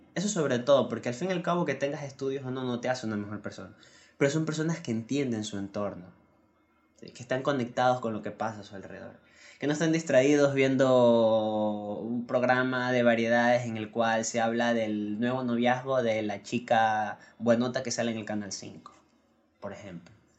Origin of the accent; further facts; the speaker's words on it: Ecuador; aquí en mi país, en Ecuador